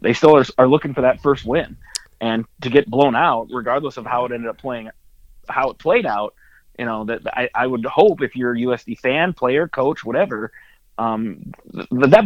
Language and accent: English; South Dakota, United States; I'm from South Dakota